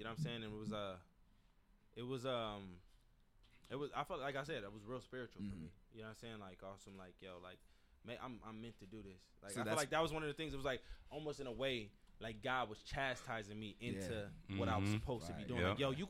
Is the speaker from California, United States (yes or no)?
yes; Pasadena, California, United States; I'm from Pasadena. So when you lose somebody that close, immediately dark thoughts happen.